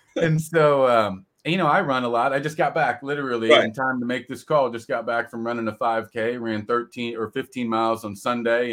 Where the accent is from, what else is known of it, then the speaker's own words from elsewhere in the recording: California, United States; moved away; I grew up in California